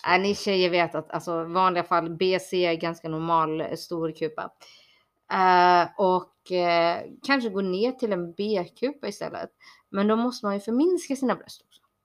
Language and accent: Swedish; Borås, Västra Götaland, Sweden; also born or lived in Bangalore, India; jag kommer ifrån eh, utkanten av Borås